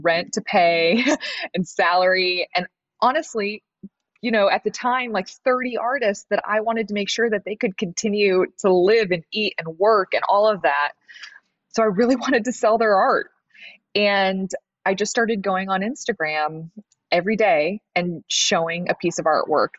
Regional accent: Des Moines, Iowa, United States; moved away as an adult; also born or lived in Los Angeles; now in Des Moines, United States; we're both from Des Moines

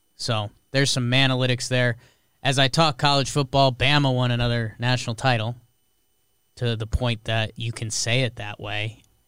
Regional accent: Connecticut, United States; I grew up in Connecticut.

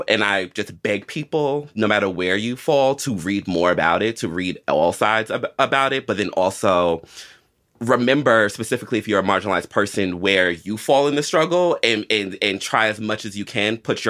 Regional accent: United States; because I think that is the biggest privilege of being an American

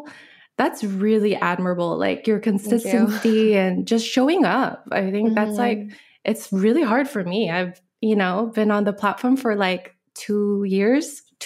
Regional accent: Alaska, United States; also born or lived in Korea; now in Maui, United States; I grew up in many different places. I grew up, went to high school in Alaska.

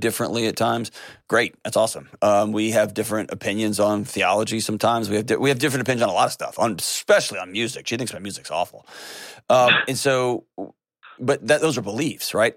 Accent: Texas, United States; I grew up in Texas

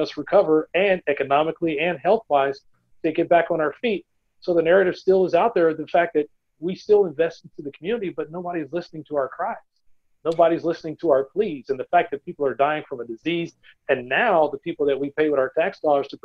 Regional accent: just outside of Tulsa, Oklahoma, United States; I grew up just outside of Tulsa

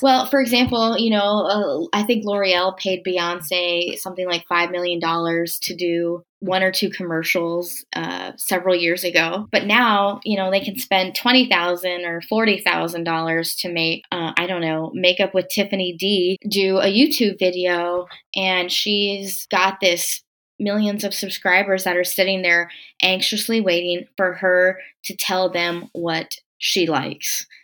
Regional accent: Corpus Christi, Texas, United States; I'm from Corpus Christi, Texas. That's the hometown of …. Um, and when … died, I was in high school

